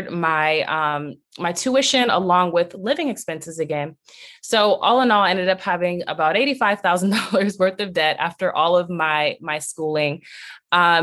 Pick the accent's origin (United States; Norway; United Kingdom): United States; Long Beach, California; I was raised in Long Beach, California